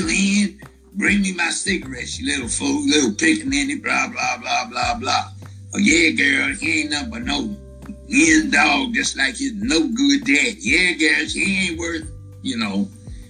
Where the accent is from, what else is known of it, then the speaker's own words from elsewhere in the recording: Los Angeles, California, United States; moved away as an adult; now in Memphis, United States; I was from Los Angeles